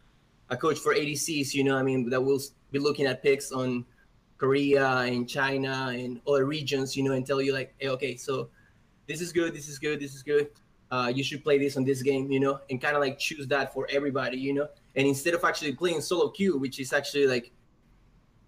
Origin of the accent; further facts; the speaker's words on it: Peru; now in Texas, United States; I live in Texas, but I'm actually from Peru